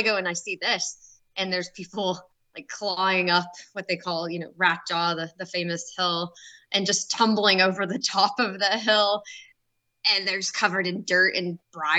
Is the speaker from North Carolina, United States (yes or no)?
no; Knoxville, Tennessee, United States; I was born and raised here in Knoxville